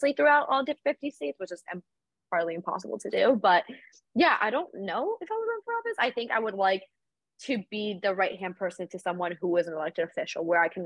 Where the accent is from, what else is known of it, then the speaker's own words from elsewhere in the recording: Caracas, Capital District, Venezuela; also born or lived in South Florida; now in Washington, D.C., United States; I am originally from Caracas, Venezuela, and I immigrated to South Florida a couple of years ago alongside my family